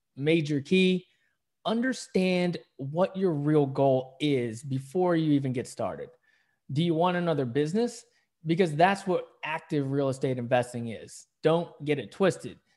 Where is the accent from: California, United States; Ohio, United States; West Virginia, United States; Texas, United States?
West Virginia, United States; now in San Diego, United States; I grew up in West Virginia